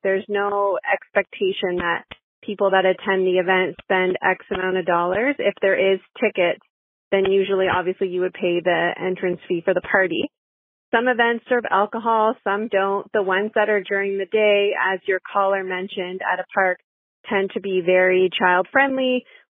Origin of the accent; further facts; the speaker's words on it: Southern Ontario, Canada; I'm from Sou-, Southern Ontario